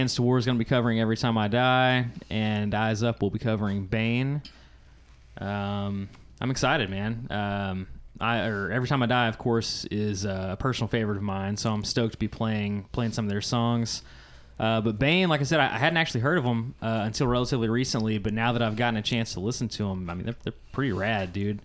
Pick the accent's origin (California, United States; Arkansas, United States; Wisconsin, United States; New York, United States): Arkansas, United States; I'm Arkansan